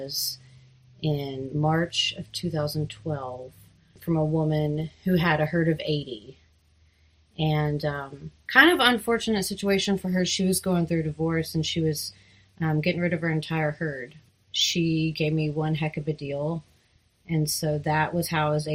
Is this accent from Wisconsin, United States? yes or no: no; Soddy-Daisy, Tennessee, United States; also born or lived in Auburn, Alabama / Seattle, Washington; I grew up outside Chattanooga in a place called Soddy Daisy